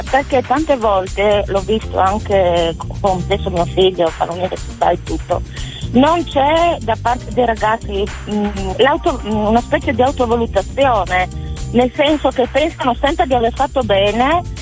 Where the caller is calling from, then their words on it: Friuli-Venezia Giulia, Italy; Siamo da Suriaco in provincia di Gorizia.